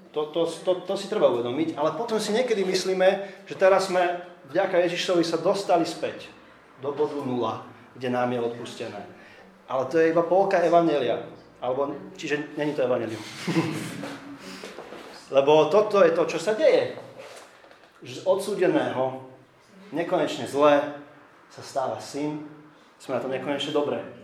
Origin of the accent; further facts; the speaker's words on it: Slovakia